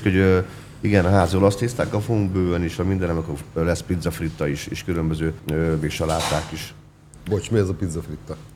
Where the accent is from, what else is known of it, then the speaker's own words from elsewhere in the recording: Hungary; kimehettem magyarként erre a világbajnokságra